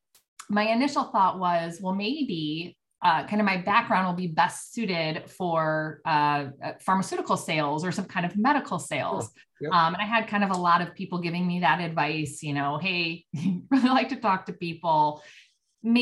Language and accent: English; Oak Park, Illinois, United States; also born or lived in Champaign, Illinois; I was kind of born and raised in Oak Park. So I grew up in Oak Park